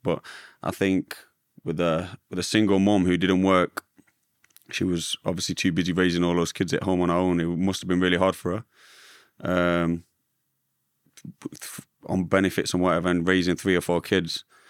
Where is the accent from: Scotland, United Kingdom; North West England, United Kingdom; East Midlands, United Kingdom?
East Midlands, United Kingdom; Derby; I grew up in Derby, where I still live today, in a little village called Little Eaton